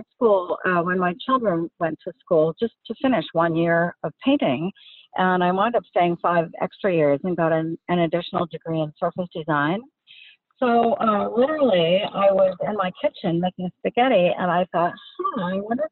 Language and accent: English; Seattle, Washington, United States; moved away as an adult; also born or lived in Bellevue; now in California, United States; I grew up in the Seattle area. I went to high school in Sammamish High School in Bellevue.